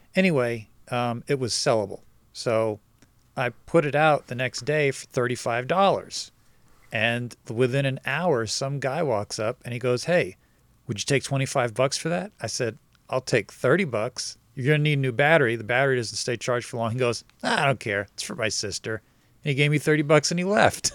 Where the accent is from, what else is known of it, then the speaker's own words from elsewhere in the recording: New Jersey, United States; moved away; also born or lived in Brooklyn, New York; I grew up in New Jersey